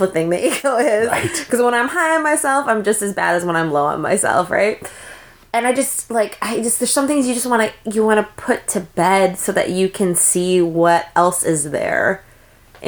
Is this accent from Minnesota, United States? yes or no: yes; Minnesota, United States; moved away; also born or lived in Los Angeles, United States; I grew up in Minnesota, predominantly white, most of the time in the suburbs